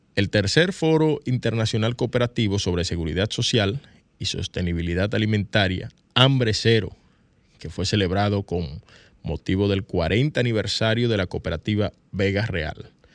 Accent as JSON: {"language": "Spanish", "country": "Dominican Republic", "said": "casi todos los dominicanos y dominicanas tenemos un celular"}